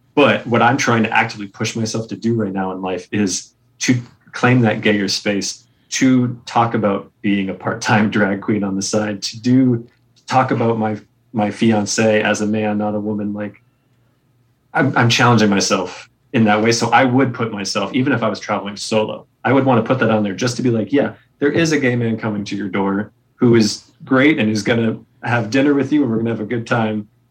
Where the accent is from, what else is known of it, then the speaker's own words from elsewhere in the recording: New England, United States; I grew up in New England in the Boy Scouts